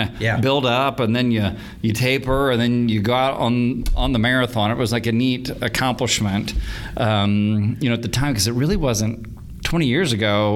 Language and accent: English; Tulsa, Oklahoma, United States; I was born right here in Tulsa.